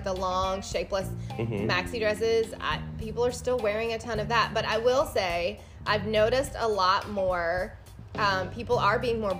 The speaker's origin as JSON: {"language": "English", "town": "Muscle Shoals", "region": "Alabama", "country": "United States", "moved": "yes", "said": "I'm from Alabama. We wear cowboy boots there."}